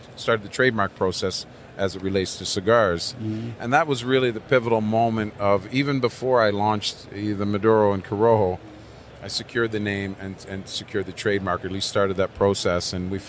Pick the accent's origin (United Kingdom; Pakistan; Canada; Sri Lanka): Canada; East Coast of Canada; moved away as an adult; also born or lived in Turks and Caicos; I'm originally from the East Coast of Canada. I left there in 2005, moved to Turks and Caicos